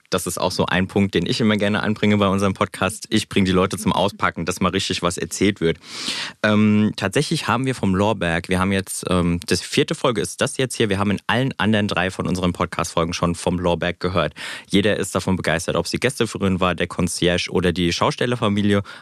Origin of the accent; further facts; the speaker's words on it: Hesse, Germany; born there; Ich als eigentlicher äh, gebürtiger Rheingauer dann halt mit der Flasche Riesling